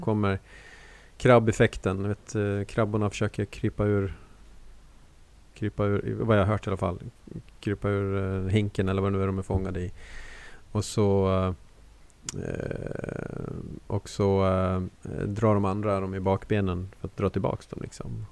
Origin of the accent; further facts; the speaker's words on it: Borlänge, Dalarna County, Sweden; som de säger hemma i Borlänge